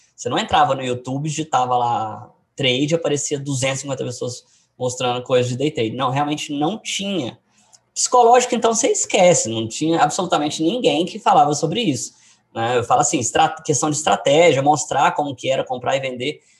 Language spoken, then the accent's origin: Portuguese; Goiânia, Goiás, Brazil; Eu sou de Goiânia